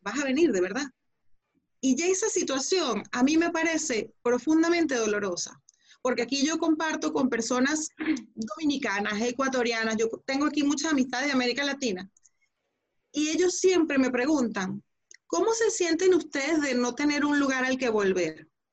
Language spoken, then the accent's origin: Spanish; Venezuela; tenemos una madre en común que se llama Venezuela